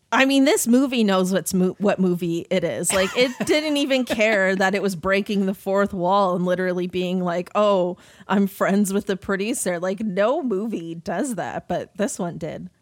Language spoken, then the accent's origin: English; Toronto, Ontario, Canada; growing up in Toronto